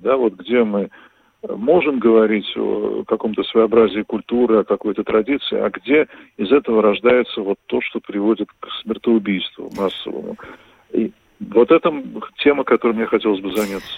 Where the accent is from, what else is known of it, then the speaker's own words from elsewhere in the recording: Moscow, Russia; moved away as an adult; now in Vilnius, Lithuania; москвичи бывшими не бывают